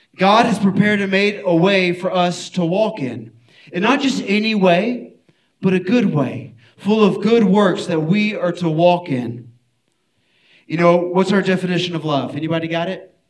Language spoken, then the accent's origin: English; Houston, Texas, United States; I'm from Houston